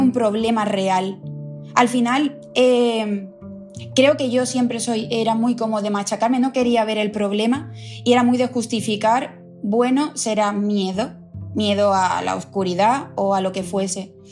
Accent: El Puerto de Santa María, Andalusia, Spain; moved away as an adult; now in London, United Kingdom; Yo, yo vengo de una ciudad de Cádiz, del puerto de Santa María. Allí vivía con mis padres

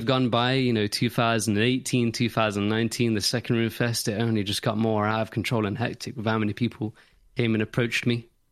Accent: Nottingham, East Midlands, United Kingdom; I'm from Nottingham

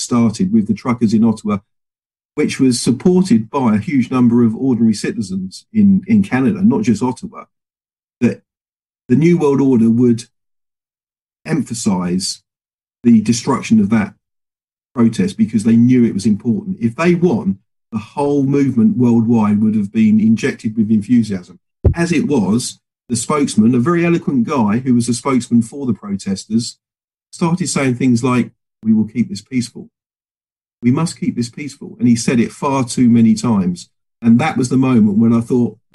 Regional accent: England, United Kingdom; I'm a free Englishman

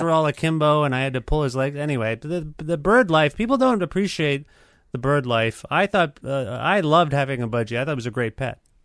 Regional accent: Cambridge, Ontario, Canada; I grew up in Cambridge, so it was very white

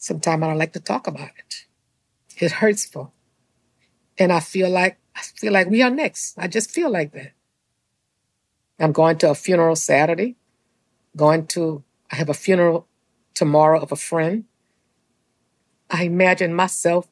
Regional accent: St. James Parish, Louisiana, United States; I grew up in St. James Parish in a little area called Chapman Town

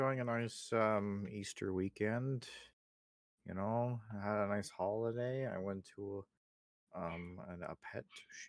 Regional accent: Canada; I'm a Canadian.

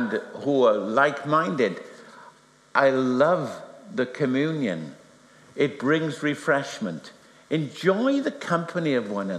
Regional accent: Wales, United Kingdom; I'm Welsh.

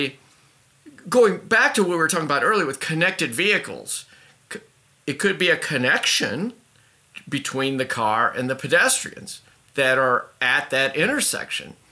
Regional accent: Indianapolis, Indiana, United States; moved away; also born or lived in Boston; I grew up in Indianapolis in the Midwest, and then I moved to Boston

